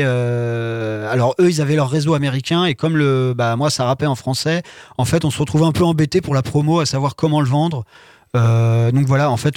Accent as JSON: {"language": "French", "town": "Sablé-sur-Sarthe", "region": "Pays de la Loire", "country": "France", "tie": "born or raised there", "also_born_or_lived": "Le Mans", "said": "je suis de Sablé à la base. J'étais au collège, au lycée à Sablé et je suis arrivé au Mans à 18 ans pour faire mes études"}